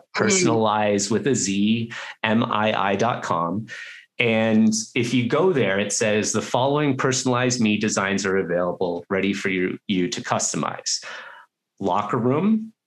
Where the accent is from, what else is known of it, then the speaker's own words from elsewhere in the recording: Canada; also born or lived in Vancouver / Australia; now in Denver, United States; And then I am Canadian. And so I went to school in Vancouver and then I wanted to travel and I ended up playing hockey and living in Australia for a couple of years. And now I'm in Denver, Colorado.